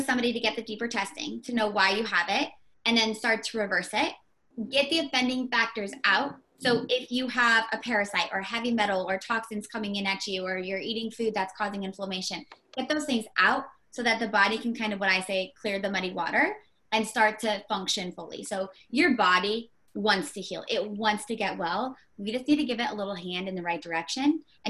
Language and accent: English; Indiana, United States